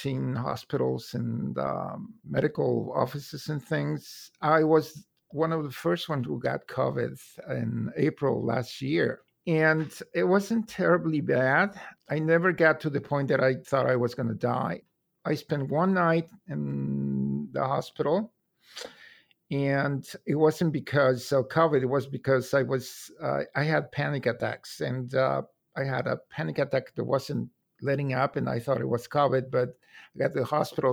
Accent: Mexico City, Mexico; moved away as an adult; now in Columbus, United States; I was born in Mexico City and I lived there for 33 years.

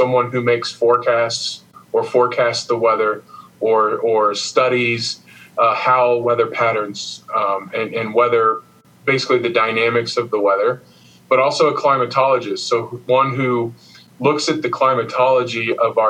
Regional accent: Miamisburg, Ohio, United States; I grew up in Miamisburg, Ohio, a little bit south of Dayton there in southwest Ohio

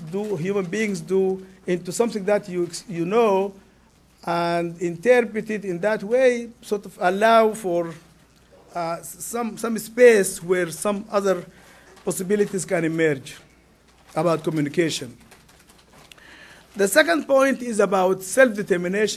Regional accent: Sudan; English is a second language; moved away; I am from Sudan

